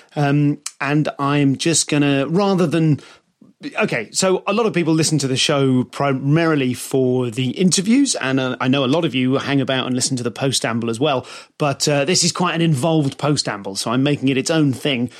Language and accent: English; United Kingdom; They know I'm British